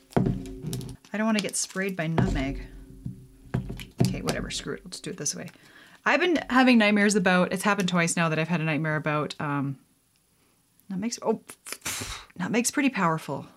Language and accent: English; Canada; being Canadian myself